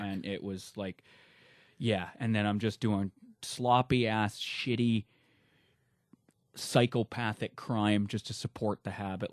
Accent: Vancouver, British Columbia, Canada; moved away as an adult; also born or lived in Alberta; I was born in Alberta, uh, but I only lived there till I was five, and then my parents moved, uh, to Vancouver, and I was there till, uh, a little over a month ago

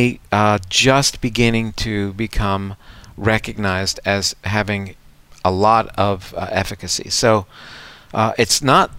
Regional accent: Coral Gables, Florida, United States; I grew up in Coral Gables, Florida, which was at that time the home of the National Hurricane Center

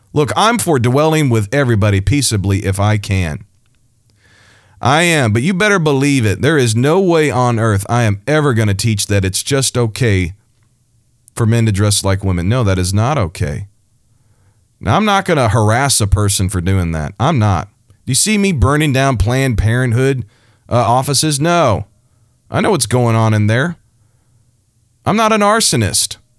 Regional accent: Missouri, United States; my home state, Missouri

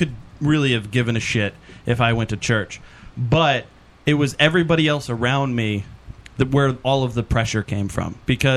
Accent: Kentucky, United States; I grew up in Kentucky

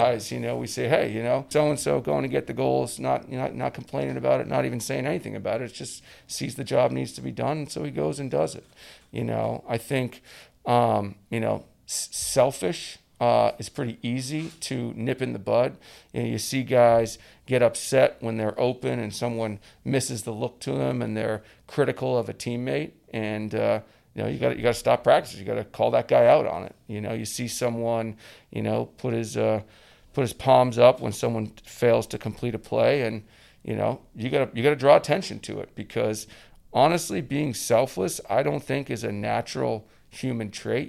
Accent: Edmonton, Alberta, Canada; moved away as an adult; the first guy from, from my hometown in Edmonton to go down to play in the U S

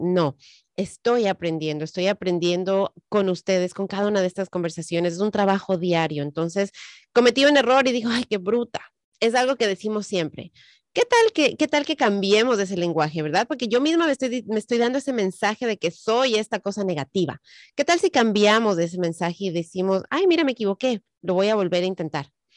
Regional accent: Ecuador; moved away; En el Ecuador de donde yo soy

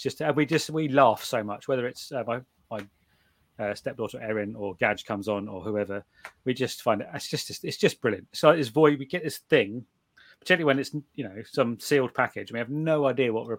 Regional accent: United Kingdom; I'm British

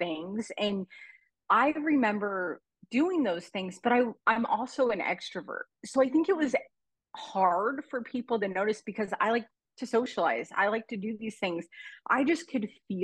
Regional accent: Oregon, United States; now in Arizona, United States; I'm from Arizona, Oregon originally, but in Arizona now

